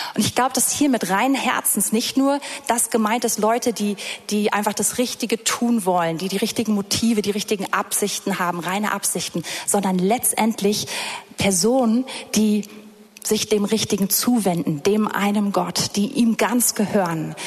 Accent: Berlin, Germany; ich komme hier aus Berlin, es ist flach

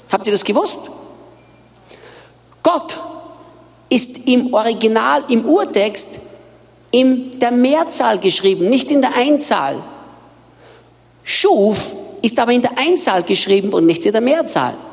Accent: Austria; now in Brazil; Ich bin Österreicher, bin in Österreich geboren und aufgewachsen

